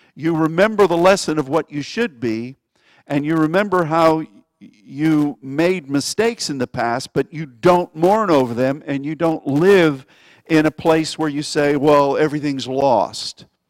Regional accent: United States; as an American

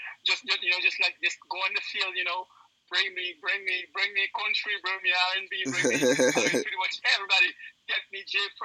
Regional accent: Weymouth, Massachusetts, United States; also born or lived in Haiti / Miami / New York / Long Island; I pretty much grew up everywhere. {S2} Okay. {S3} I grew up like in Miami, New York, Long Island, Brooklyn. But I spent more time in Weymouth, so I got to give it up for Weymouth.

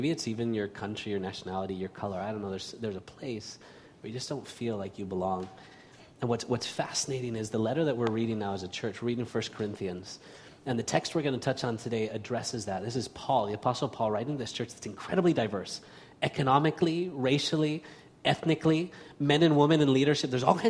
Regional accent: Barcelona, Catalonia, Spain; also born or lived in Oregon, United States; in the United States, in Oregon, of all places, and when I was about six, we moved to Spain. And I grew up in Barcelona

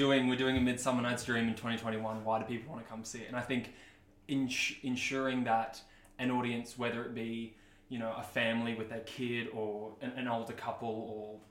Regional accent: Brisbane, Queensland, Australia; I'm 21, I'm from Brisbane

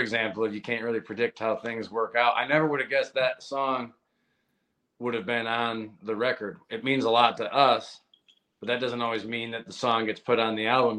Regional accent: Massachusetts, United States; moved away as an adult; also born or lived in Nashville; I'm originally from Massachusetts. In the beginning of my career, I would drive down from Massachusetts to Nashville

